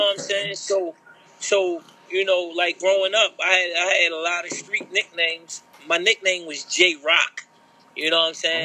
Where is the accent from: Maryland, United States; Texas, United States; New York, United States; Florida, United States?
Maryland, United States; Baltimore; being a Baltimorean homegrown